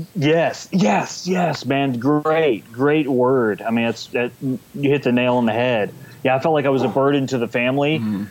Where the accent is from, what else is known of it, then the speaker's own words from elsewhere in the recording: San Antonio, Texas, United States; from uh, San Antonio, Texas, born and raised in Texas.